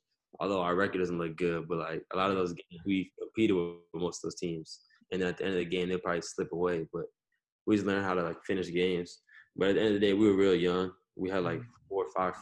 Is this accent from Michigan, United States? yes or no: no; Chicago, Illinois, United States; moved away; also born or lived in Los Angeles; I'm really from, like, Chicago.